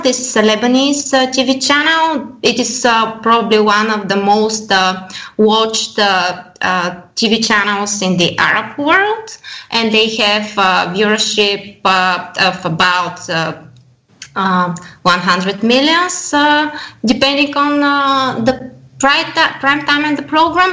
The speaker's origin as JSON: {"language": "English", "country": "Bulgaria", "said": "I come from Bulgaria"}